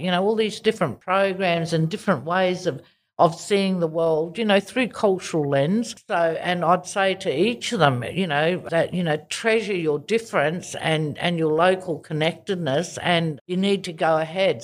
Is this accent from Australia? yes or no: yes; Darwin, Northern Territory, Australia; moved away as an adult; also born or lived in Kimberley; now in Perth, Australia; I actually was born and grew up in Darwin